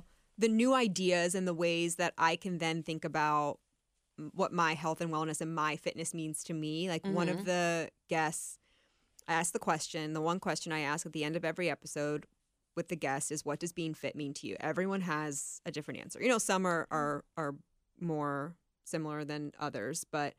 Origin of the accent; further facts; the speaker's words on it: Canton, Ohio, United States; now in Cincinnati, United States; Yeah, I'm from Northeast Ohio. Canton.